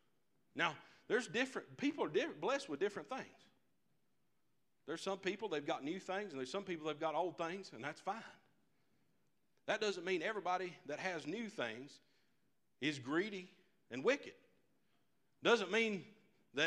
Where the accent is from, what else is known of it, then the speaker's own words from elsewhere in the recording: United States; I'm an American.